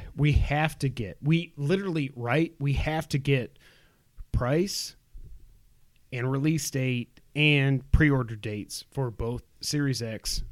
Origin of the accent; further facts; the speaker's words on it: New York, United States; moved away; we're from New York